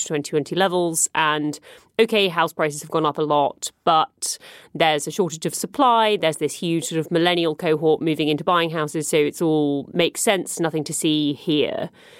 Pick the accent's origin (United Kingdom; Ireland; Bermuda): United Kingdom; I am British.